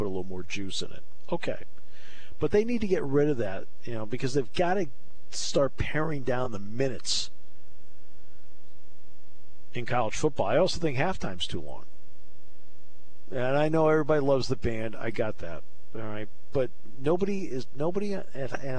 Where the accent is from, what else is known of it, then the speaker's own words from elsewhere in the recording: New England, United States; I grew up in New England, so I grew up a diehard Red Sox fan.